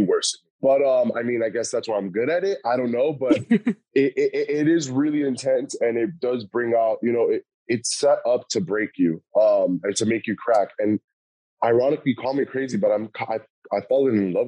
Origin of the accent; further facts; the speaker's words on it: West New York, New Jersey, United States; now in Miami, United States; I was born in Jersey, raised in like West New York area